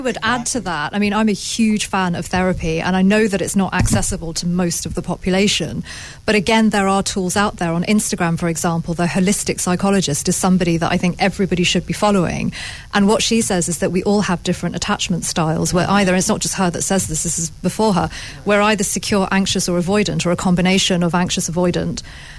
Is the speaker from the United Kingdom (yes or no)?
no; India; I'm an Indian.